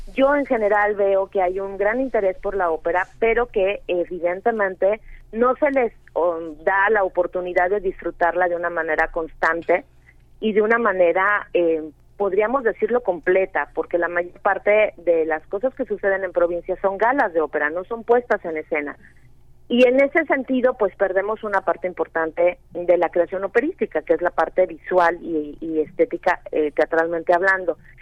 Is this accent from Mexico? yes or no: yes; Mexico; los mexicanos